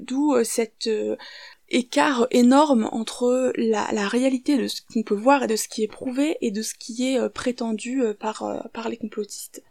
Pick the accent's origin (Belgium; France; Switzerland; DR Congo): France; also born or lived in Syria; je suis française et syrienne